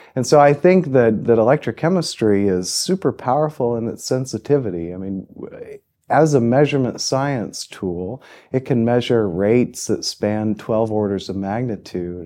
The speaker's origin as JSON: {"language": "English", "town": "Muncie", "region": "Indiana", "country": "United States", "tie": "born or raised there", "also_born_or_lived": "Austin, Texas / Chapel Hill, North Carolina", "moved": "as an adult", "said": "I grew up in Muncie, Indiana"}